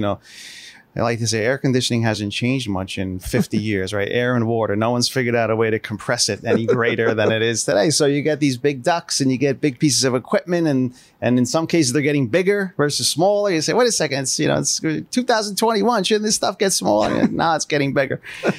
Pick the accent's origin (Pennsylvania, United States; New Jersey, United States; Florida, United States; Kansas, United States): New Jersey, United States; Hasbrouck Heights; I grew up in the small town of Hasbrook Heights, New Jersey, in northern New Jersey, in southern Bergen County. When people say that, they say, where's that? I like to say, you ever hear of Hackensack?